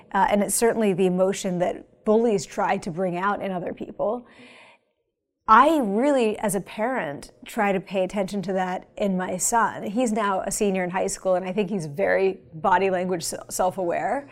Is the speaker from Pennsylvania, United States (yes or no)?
yes; Pennsylvania, United States; moved away; It's nice to be in my home state